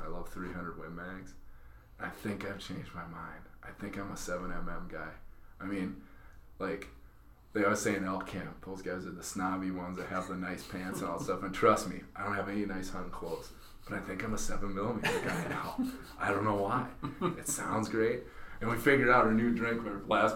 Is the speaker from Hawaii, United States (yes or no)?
no; Minnesota, United States; moved away as an adult; now in South Dakota, United States; I was from Minnesota